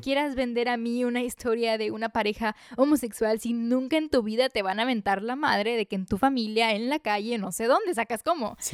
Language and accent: Spanish; Mexico; yo soy mexicana